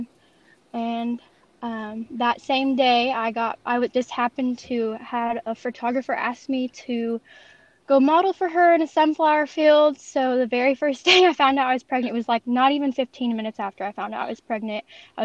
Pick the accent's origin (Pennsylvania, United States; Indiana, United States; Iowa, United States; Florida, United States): Indiana, United States; French Lick; I'm from Southern Indiana, specifically French Lick, Indiana